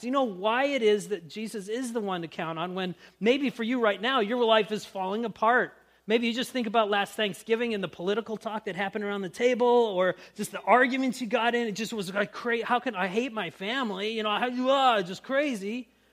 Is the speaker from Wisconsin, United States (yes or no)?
no; Grand Forks, North Dakota, United States; when I was growing up in Grand Forks